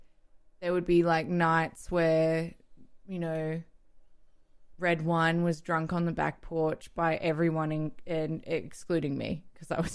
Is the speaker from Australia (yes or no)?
yes; Melbourne, Victoria, Australia; Northcote, which is where I grew up